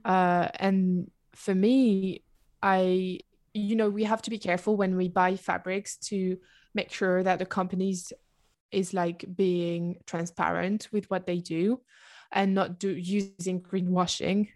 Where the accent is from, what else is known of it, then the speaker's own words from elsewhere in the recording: south of France, France; English is a second language; moved away as an adult; also born or lived in Oxford, United Kingdom; at the moment, I live in the south of France, in my hometown.